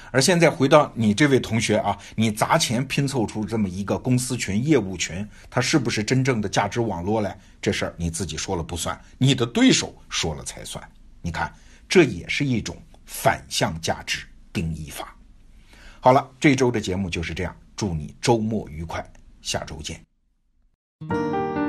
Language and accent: Chinese; China; 我们中国人